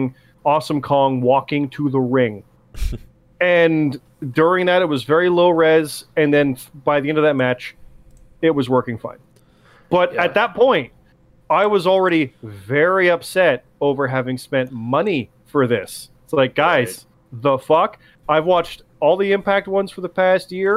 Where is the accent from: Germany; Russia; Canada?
Canada